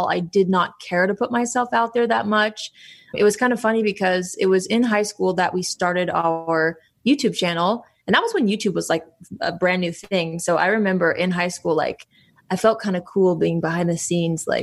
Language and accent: English; North Carolina, United States; I, I always tell people that I grew up in North Carolina though